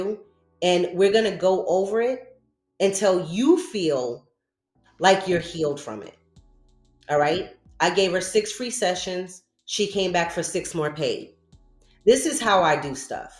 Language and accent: English; New Rochelle, New York, United States; I'm from New Rochelle, Westchester County